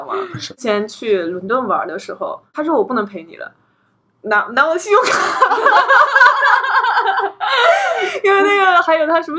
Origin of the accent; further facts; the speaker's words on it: China; 我们一票呃土生土长的中国的孩子来说的话